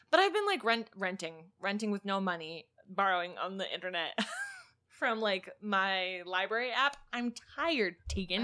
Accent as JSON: {"language": "English", "region": "Pennsylvania", "country": "United States", "tie": "born or raised there", "moved": "yes", "lives_now": "Illinois, United States", "said": "Pennsylvania, my home state"}